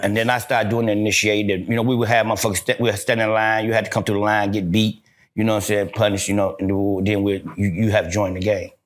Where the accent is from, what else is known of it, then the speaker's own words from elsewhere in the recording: Gary, Indiana, United States; I'm from Gary, Indiana, Fifth Avenue